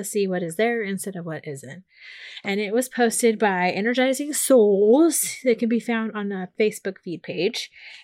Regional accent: Portland, Oregon, United States; I grew up in Portland, Oregon

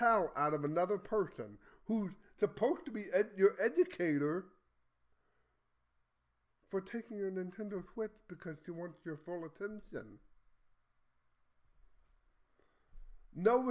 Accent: Texas, United States; as a Texan

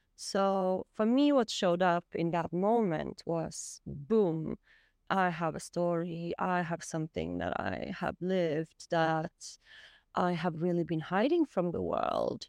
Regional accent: Sweden; I'm from Sweden

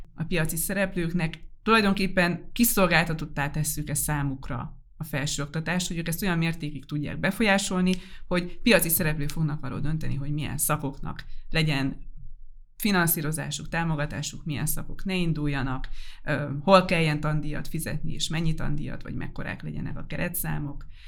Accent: Debrecen, Hajdú-Bihar, Hungary; jó nekem Debrecen, ez egy élhető város. Nem túl kicsi magyarországi viszonylatban, ismerem, itt vannak a barátaim, itt vannak azok, akikkel felnőttem

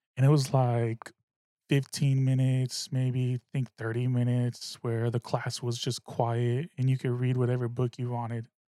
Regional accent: the Bay Area, California, United States; I'm from the Bay. I'm a Bay motherfucker

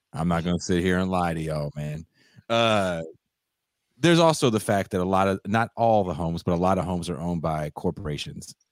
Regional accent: Richmond, California, United States; also born or lived in Oakland, California; I was born in Oakland, but I grew up in a city called Richmond, California.

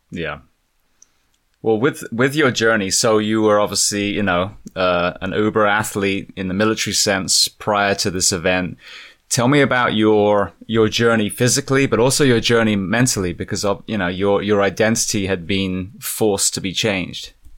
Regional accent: England, United Kingdom; moved away; being English

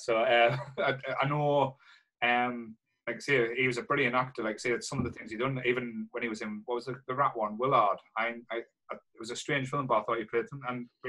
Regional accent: the Northeast in the UK, North East England, United Kingdom; growing up in the Northeast in the UK, in the 80s

